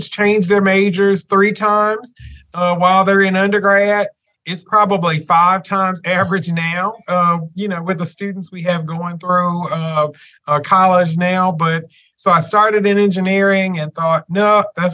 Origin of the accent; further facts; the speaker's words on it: Memphis, Tennessee, United States; moved away as an adult; also born or lived in Chattanooga, Tennessee; now in Martin, United States; I grew up in Memphis, Tennessee, graduated from high school.